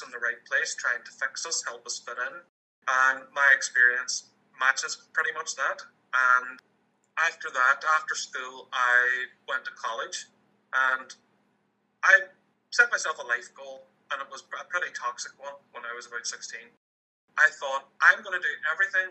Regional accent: Ireland; I grew up in Irish, Catholic, moderately conservative Ireland back in the mid-90s.

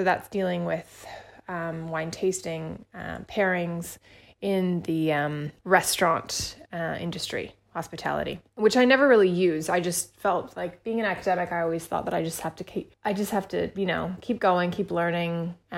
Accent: Indonesia; also born or lived in Australia; I spent a lot of time growing up in Australia because I was born and raised in Indonesia.

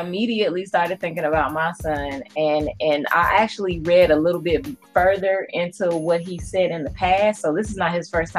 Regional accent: Chicago, Illinois, United States; now in Knoxville, United States; I am originally from Chicago, but now I reside in Knoxville.

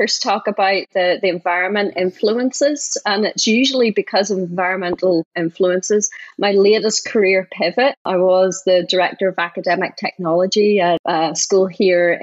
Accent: Northern Ireland, United Kingdom; now in United States; I grew up in Northern Ireland

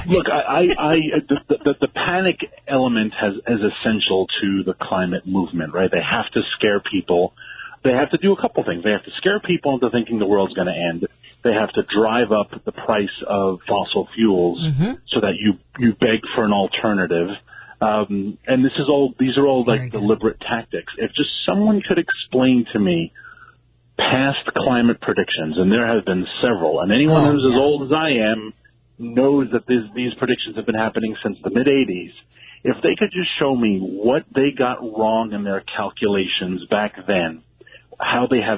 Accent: New York City, New York, United States; where I grew up in Queens

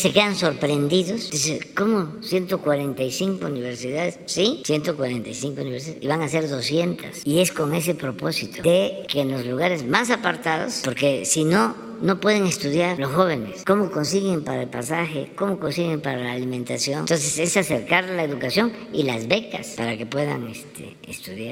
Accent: Mexico; somos los mexicanos

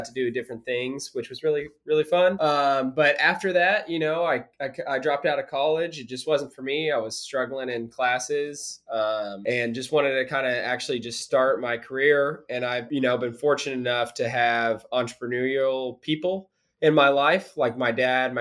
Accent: Springfield, Missouri, United States; I'm originally from Springfield, but a lot of my family lived out there

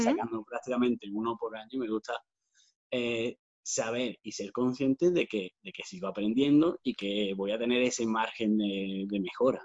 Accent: Granada, Andalusia, Spain; also born or lived in Dos Hermanas, Seville; llevo viviendo prácticamente toda mi vida en Granada, porque nos vinimos con. Yo tenía dos años y medio

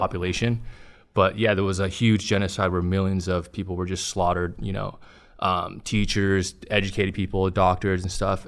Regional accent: Long Beach, California, United States; in East Side Long Beach, yeah. I was born and raised in East Side

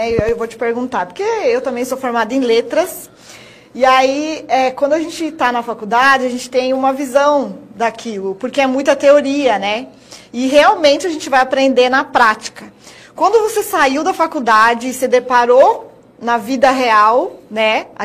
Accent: São Paulo, Brazil; moved away as an adult; now in Sinop, Brazil; Sou paulista, ah. sou paulista.

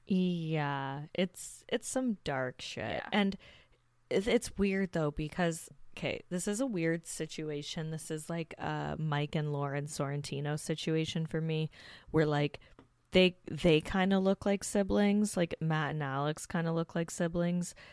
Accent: Hamilton, Ontario, Canada; the city I grew up in Hamilton

